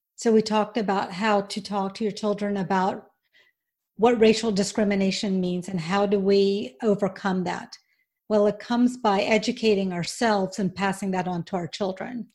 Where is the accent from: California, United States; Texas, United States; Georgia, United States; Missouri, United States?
Georgia, United States; accent: twang; moved away as an adult; also born or lived in Auburn, Alabama; now in Florida, United States; I was born in Auburn, Alabama, as you can probably tell by my twang. Um, I was raised in Georgia